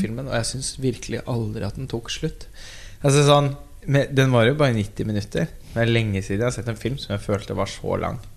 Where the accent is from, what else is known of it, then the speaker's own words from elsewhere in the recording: Norway; vi som nordmenn så føler jo vi oss litt sånn samlet